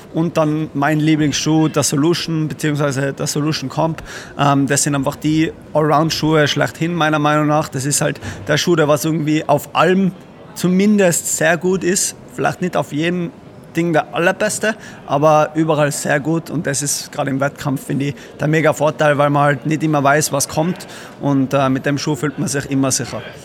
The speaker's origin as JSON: {"language": "German", "town": "Innsbruck", "region": "Tyrol", "country": "Austria", "said": "bei uns in Innsbruck"}